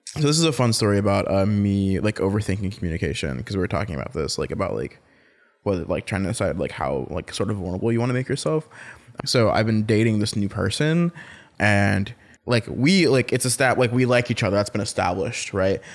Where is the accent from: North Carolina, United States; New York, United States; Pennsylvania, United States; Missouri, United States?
North Carolina, United States; now in Washington, D.C., United States; I'm from North Carolina, I'm from the South